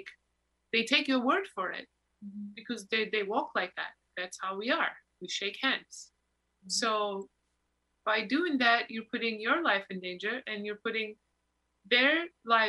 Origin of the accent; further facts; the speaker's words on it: Turkey; also born or lived in New York; now in Los Angeles, United States; Why did I born in Turkey?